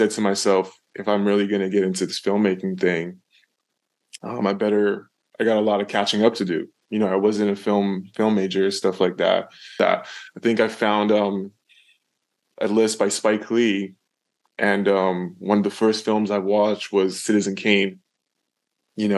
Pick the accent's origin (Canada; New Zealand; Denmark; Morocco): Canada; I'm from Canada